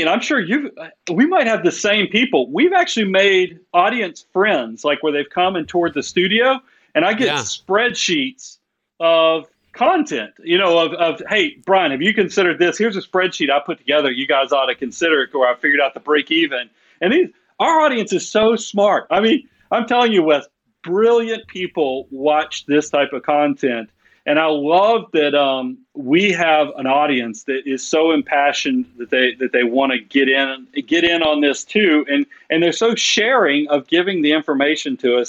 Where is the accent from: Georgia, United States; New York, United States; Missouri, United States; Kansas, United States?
Georgia, United States; Atlanta; I'm from South Atlanta originally